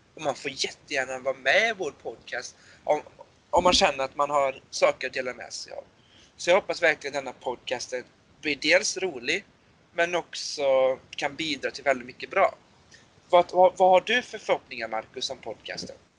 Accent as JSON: {"language": "Swedish", "town": "Borås", "region": "Västra Götaland", "country": "Sweden", "tie": "born or raised there", "said": "Jag är född och uppväxt i Borås."}